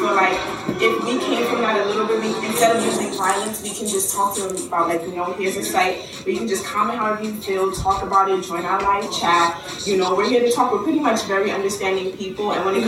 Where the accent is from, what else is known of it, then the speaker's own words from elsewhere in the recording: Brooklyn, New York, United States; We are 19-year-old entrepreneurs and we're from Brooklyn, New York.